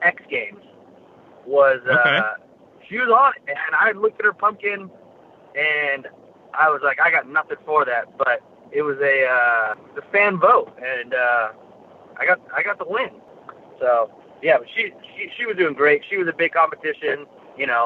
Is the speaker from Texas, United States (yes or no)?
no; Salinas, California, United States; I was born in Salinas, California, so the mecca of, I guess, flat trackers, where the fast guys come from